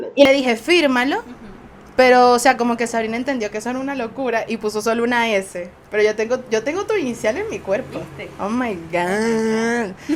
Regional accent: Venezuela; nosotros, como venezolanos

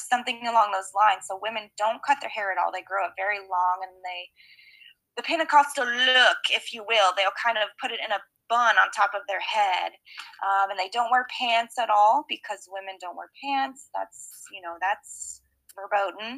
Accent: Lexington, Kentucky, United States; moved away as an adult; also born or lived in Leitchfield, Kentucky; now in Philadelphia, United States; I was 2 years old when I moved to Lexington

